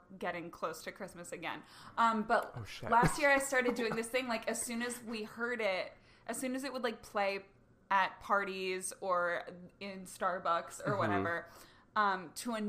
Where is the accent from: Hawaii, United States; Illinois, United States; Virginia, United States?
Virginia, United States; Northern; moved away; I'm from Northern Virginia.